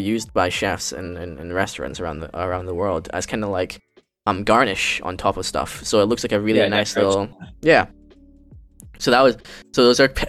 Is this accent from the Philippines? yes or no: yes; Philippines; moved away; also born or lived in Singapore; my home country of Philippines